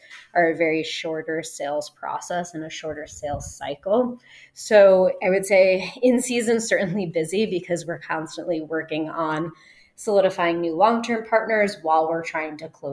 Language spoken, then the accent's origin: English; New York, United States; moved away; I'm from New York